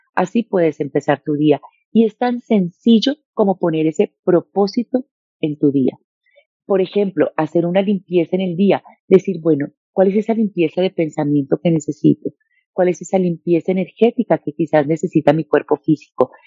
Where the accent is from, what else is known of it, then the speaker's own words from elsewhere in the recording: Bogotá, Colombia; also born or lived in Medellín, Colombia / Cali, Colombia; nací en Medellín, nos vivimos a vivir a Bogotá y desde muy pequeña